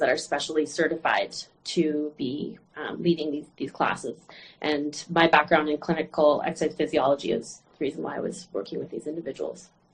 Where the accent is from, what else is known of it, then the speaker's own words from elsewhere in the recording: Vancouver, British Columbia, Canada; I'm actually from Canada, um, uh, Vancouver, British Columbia